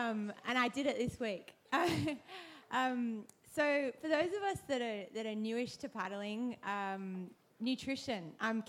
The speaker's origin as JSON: {"language": "English", "town": "Sydney", "region": "New South Wales", "country": "Australia", "moved": "yes", "said": "I'm from Sydney originally"}